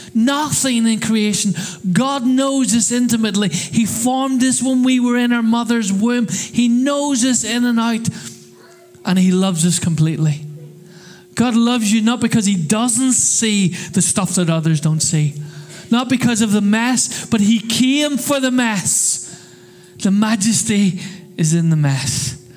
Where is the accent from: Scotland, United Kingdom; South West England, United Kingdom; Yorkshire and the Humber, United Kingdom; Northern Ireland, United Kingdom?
Northern Ireland, United Kingdom; now in Crawley, United Kingdom; I come from Northern Ireland